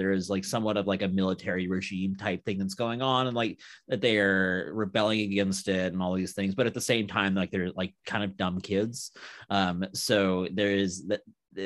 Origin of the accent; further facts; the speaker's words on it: United States; being an American